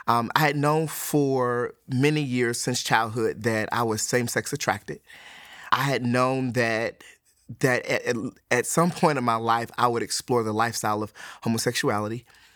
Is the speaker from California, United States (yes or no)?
no; Detroit, Michigan, United States; moved away; also born or lived in Alabama; I'm originally from Detroit, Michigan. I grew up in Detroit, Michigan as a non-Christian and moved to Alabama, became a Christian.